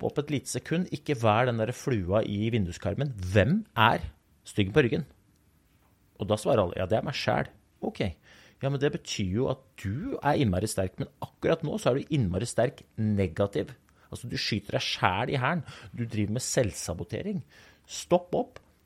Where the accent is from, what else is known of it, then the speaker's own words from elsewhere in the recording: Oslo, Norway; Den gutten som jeg var når jeg vokste opp i Groruddalen